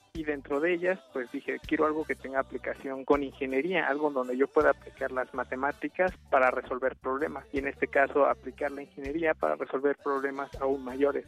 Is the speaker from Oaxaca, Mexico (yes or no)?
yes; Magdalena Zahuatlán, Oaxaca, Mexico; moved away as an adult; also born or lived in Asunción Nochixtlán, Oaxaca; now in Austin, United States; crecí y estudié en una escuela rural en Magdalena, Zahuatlán